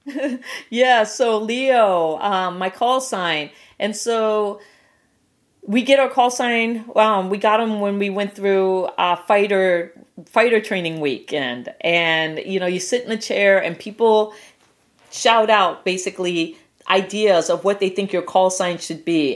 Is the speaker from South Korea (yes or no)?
no; Guam; moved away; I was born on Guam